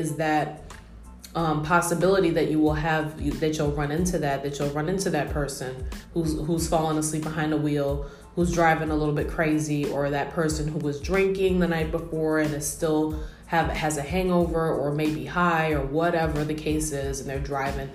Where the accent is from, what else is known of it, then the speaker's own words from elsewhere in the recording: New York, United States; me being a New Yorker